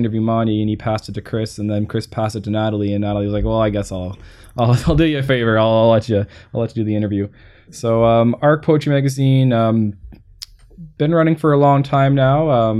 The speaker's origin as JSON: {"language": "English", "town": "Windsor", "region": "Ontario", "country": "Canada", "tie": "born or raised there", "moved": "yes", "lives_now": "Ottawa, Canada", "said": "my hometown, from Windsor."}